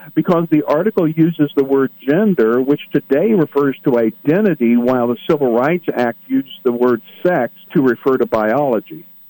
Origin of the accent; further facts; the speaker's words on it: Midwest, United States; I'm from the Midwest